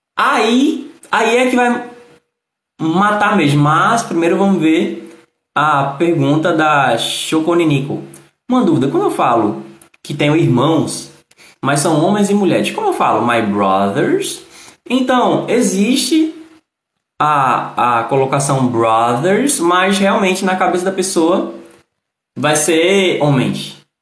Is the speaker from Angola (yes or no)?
no; Northeast Region, Brazil; Eu que sou do Nordeste, eu falo de um jeito